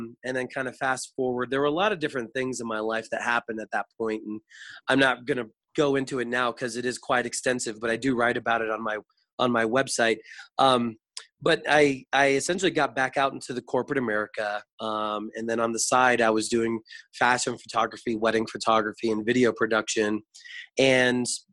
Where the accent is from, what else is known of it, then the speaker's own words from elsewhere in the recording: Florida, United States; I was born and raised in Florida